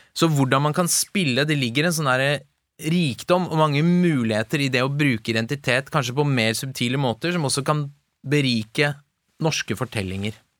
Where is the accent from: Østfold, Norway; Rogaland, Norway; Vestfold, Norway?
Vestfold, Norway; Tønsberg; also born or lived in Tehran, Iran; jeg er jo oppvokst i et veldig sånn homogent, nesten homogent, hvitt miljø i Tønsberg